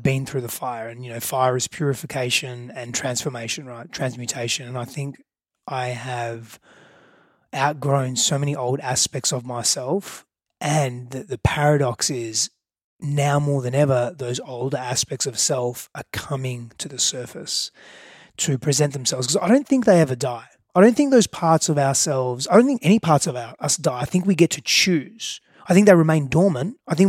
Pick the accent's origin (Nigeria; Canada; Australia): Australia; moved away as an adult; now in United States; I moved from Australia, a bigger fish in a small pond, to move into the US being a very small fish in a very bigger, far bigger